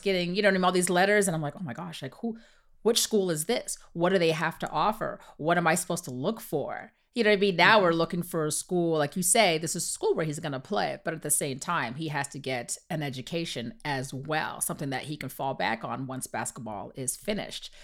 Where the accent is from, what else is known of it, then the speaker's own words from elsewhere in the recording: Canada; My kids and myself, we were raised in Canada